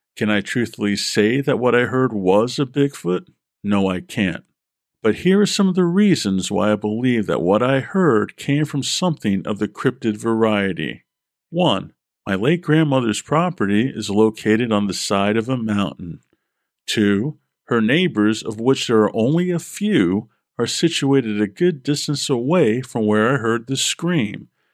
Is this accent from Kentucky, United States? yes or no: no; Vermont, United States; I was born in Vermont, have family in central Vermont